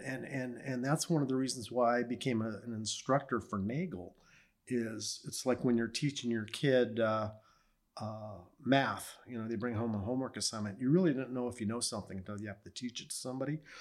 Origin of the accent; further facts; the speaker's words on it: La Mirada, California, United States; Grew up in Southern California, born and raised in La Mirada